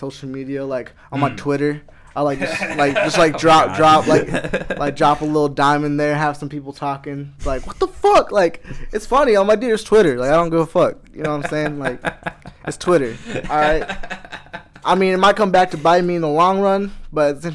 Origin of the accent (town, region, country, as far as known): Iowa, United States; born or raised there; also born or lived in Los Angeles, California